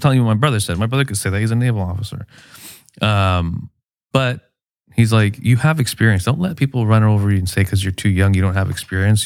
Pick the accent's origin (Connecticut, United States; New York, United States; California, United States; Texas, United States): California, United States; Chula Vista; I grew up in West Chula Vista, off of J Street on Woodlawn and Kearney